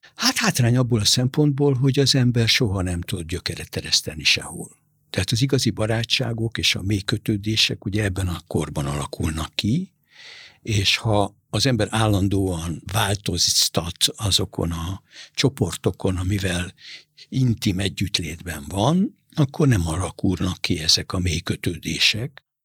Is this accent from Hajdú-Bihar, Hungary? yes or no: no; Budapest, Hungary; also born or lived in Buenos Aires, Argentina / Beirut, Lebanon; De nekünk meg a Pani nővéremmel mi itt nőttünk föl